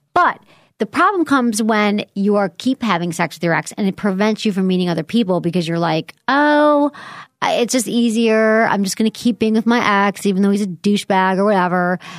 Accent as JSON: {"language": "English", "region": "Michigan", "country": "United States", "tie": "born or raised there", "moved": "yes", "said": "I grew up in Michigan, I had more humble upbringings"}